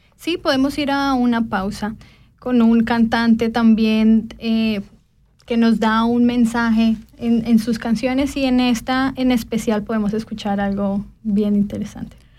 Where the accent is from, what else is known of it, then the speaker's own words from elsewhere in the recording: Colombia; now in Switzerland; soy colombiana y que también pasé por este proceso de integración